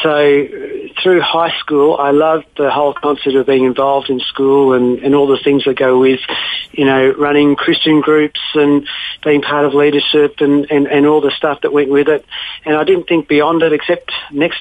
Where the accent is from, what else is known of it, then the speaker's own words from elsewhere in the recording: Melbourne, Victoria, Australia; also born or lived in Lebanon; growing up in Melbourne